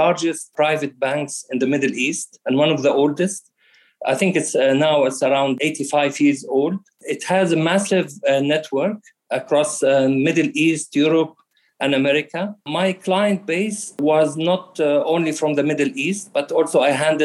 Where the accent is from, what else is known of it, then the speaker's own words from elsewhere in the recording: Australia; moved away as an adult; also born or lived in Jordan / London; Yes, I am an Australian citizen. I had my education in Australia. My family been in Australia since the early 80s. Originally, we came from Jordan